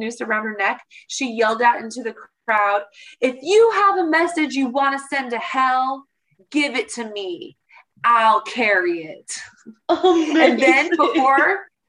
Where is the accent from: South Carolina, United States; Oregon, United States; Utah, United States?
Oregon, United States; Portland; I come from Portland, Oregon